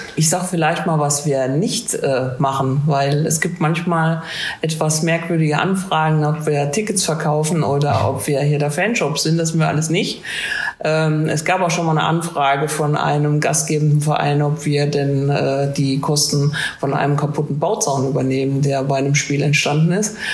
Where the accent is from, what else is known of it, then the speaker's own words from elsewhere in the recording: Marburg, Hesse, Germany; moved away as an adult; now in Trier, Germany; ich komme wie du, Luca, aus Hessen und zwar aus äh, Marburg